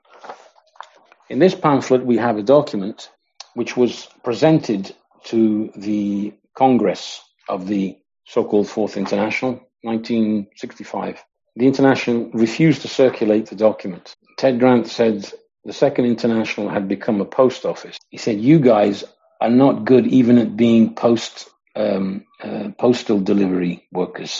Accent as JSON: {"language": "English", "town": "Coventry", "region": "West Midlands", "country": "United Kingdom", "tie": "born or raised there", "said": "I grew up in Coventry in the Midlands in England."}